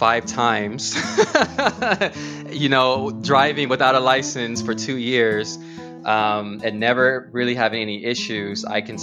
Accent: United States; moved away as an adult; now in Spain; And then when they hear my accent, they're like, oh, whoa, you're American.

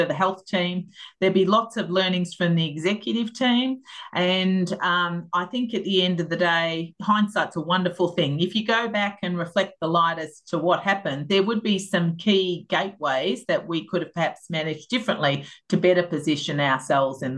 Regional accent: Melbourne, Victoria, Australia; I grew up out in North Clayton and had, you know, long cherished that area of Melbourne

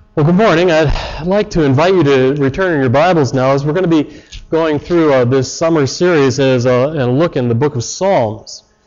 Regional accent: Chicago, Illinois, United States; moved away as an adult; now in Canada; I come from Chicago, and you got to put words in quickly

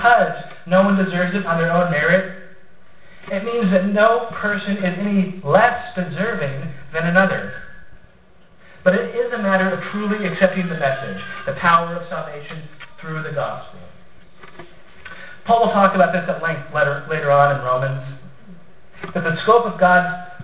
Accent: Columbus, Ohio, United States; moved away; I'm from Ohio originally, Columbus to be specific

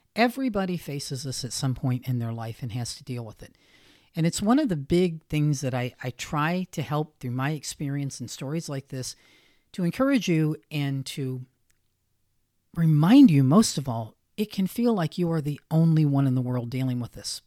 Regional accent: the North, United States; I was raised primarily in the North

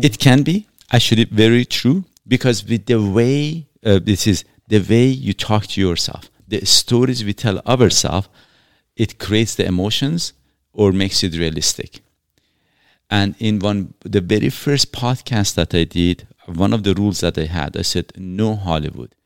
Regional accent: Iran; now in Canada; I'm from Iran, uh, originally.

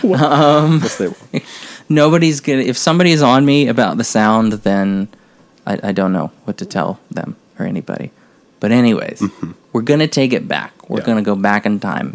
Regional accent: Maryland, United States; moved away; my home state of Maryland

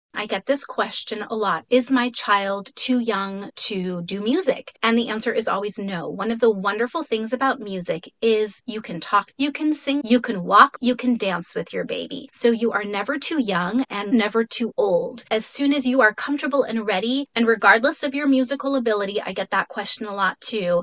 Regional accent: Mexico City, Mexico; first language Spanish; English is a second language; now in San Diego, United States; I'm originally from Mexico City, so Spanish is my first language

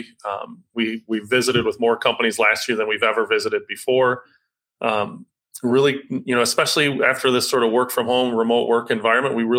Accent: Fowler, Michigan, United States; moved away as an adult; also born or lived in Ohio / Nebraska / Colorado; now in Grand Rapids, United States; I was born and raised just north of Lansing in a small town of Fowler, Michigan

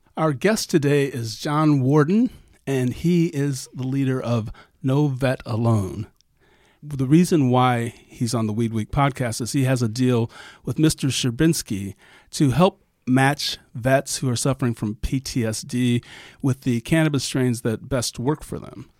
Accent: Ohio, United States; my home state

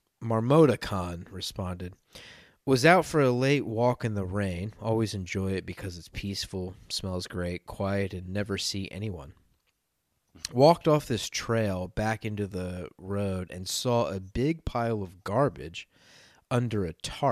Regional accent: Maryland, United States; Growing up in Maryland, we used to hear foxes in the woods all the time

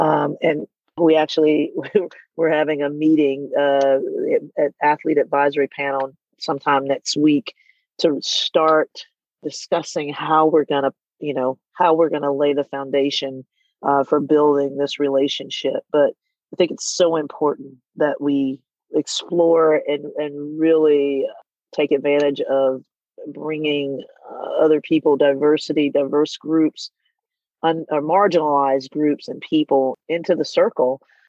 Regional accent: Southern US, United States; You know, growing up in the Bible Belt, in a very religious family, you know, and not really seeing people who were like me, right?

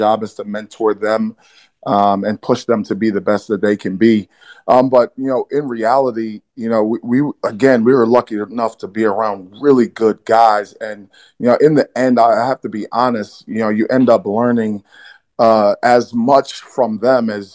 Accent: New York City, New York, United States; I'm from Brooklyn, New York.

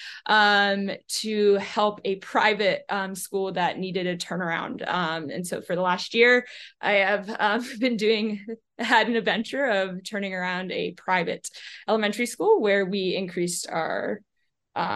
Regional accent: Erie, Pennsylvania, United States; moved away as an adult; also born or lived in Rochester, New York; I grew up in Erie, Pennsylvania

